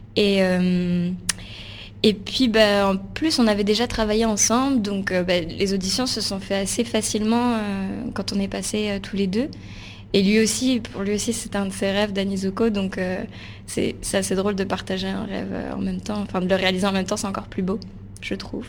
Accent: Palaiseau, Île-de-France, France; J'ai grandi en région parisienne, à Palaiso.

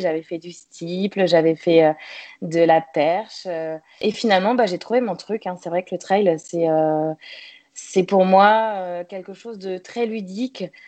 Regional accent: Le Mans, Pays de la Loire, France; moved away as an adult; also born or lived in Toulouse / south of France; je suis née en Sarthe, au Mans. J'ai donc euh, commencé euh, mes études jusqu'à jusqu'à mes 18 ans, jusqu'au bac

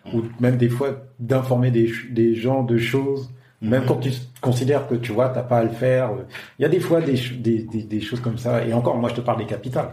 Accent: France; moved away as an adult; now in Africa; en tant que Français

